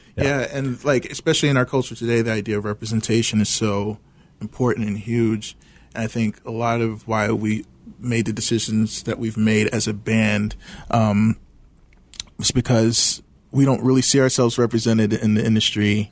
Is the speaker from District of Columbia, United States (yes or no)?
yes; Washington, District of Columbia, United States; moved away as an adult; also born or lived in Midwest; I grew up in Washington D.C., so moving to the Midwest